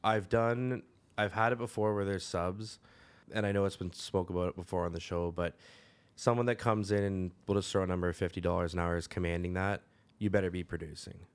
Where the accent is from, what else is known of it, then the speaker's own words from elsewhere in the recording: Caledon, Ontario, Canada; I grew up in Caledon